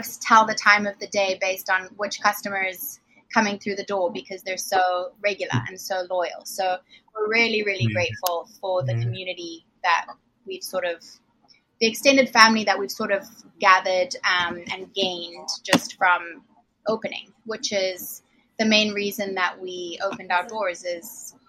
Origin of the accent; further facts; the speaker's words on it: Zimbabwe; now in United States; Some kind of Southern. I'm from Zimbabwe originally. I've been here since 2007. So the accent comes and goes, I think.